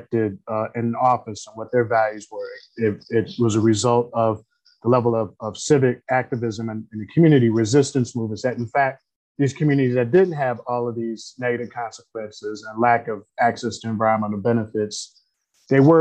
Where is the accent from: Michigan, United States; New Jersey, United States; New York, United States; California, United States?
Michigan, United States; Detroit; I grew up in Detroit, Michigan, on the east side of Detroit